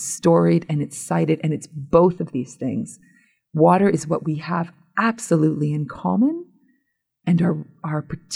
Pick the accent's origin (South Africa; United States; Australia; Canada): Canada; Hamilton, Ontario; my hometown in Hamilton, Ontario